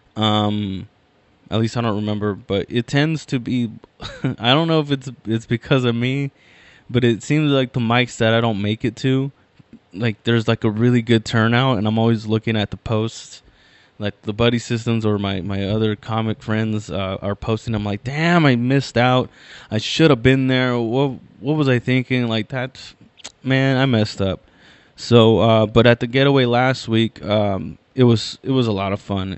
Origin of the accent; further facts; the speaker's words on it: Inland Empire, California, United States; I'm from the Inland Empire, I'm from